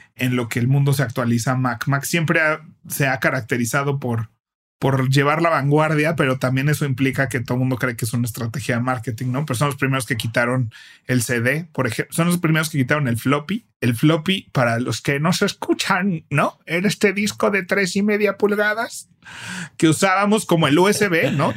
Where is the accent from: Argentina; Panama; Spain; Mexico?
Mexico